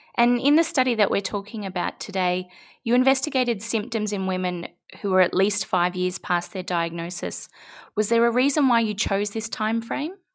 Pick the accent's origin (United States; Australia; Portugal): Australia; I'm very Australian.